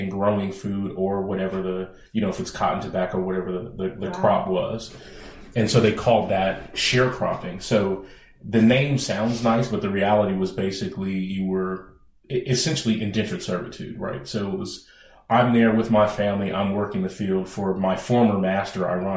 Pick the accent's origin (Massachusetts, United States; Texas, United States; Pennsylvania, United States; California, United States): California, United States; Bay Area; I'm a native of the Bay Area.